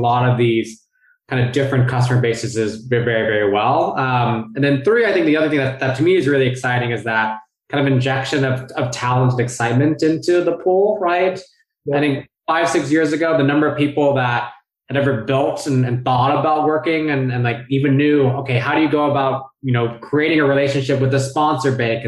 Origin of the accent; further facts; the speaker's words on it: Bay Area, California, United States; moved away as an adult; also born or lived in New York City / San Francisco; I grew up in the Bay Area, but then went to school on the East